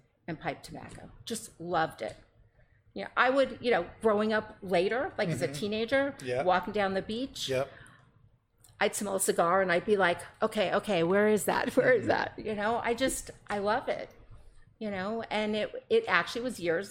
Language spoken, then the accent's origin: English; South Florida, United States; I was born and raised in South Florida